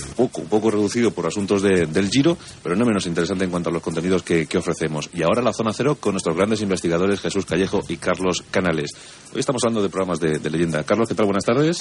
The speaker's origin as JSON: {"language": "Spanish", "town": "Albacete", "region": "Castilla-La Mancha", "country": "Spain", "said": "yo soy de Albacete."}